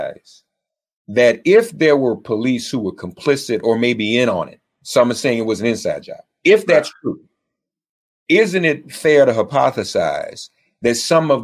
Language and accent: English; Nashville, Tennessee, United States; my hometown of Nashville